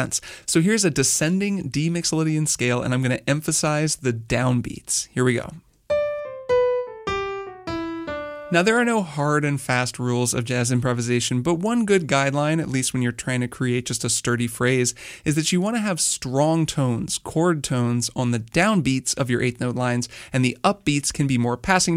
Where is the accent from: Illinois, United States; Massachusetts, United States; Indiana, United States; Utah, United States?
Indiana, United States; Bloomington; I grew up in Bloomington, Indiana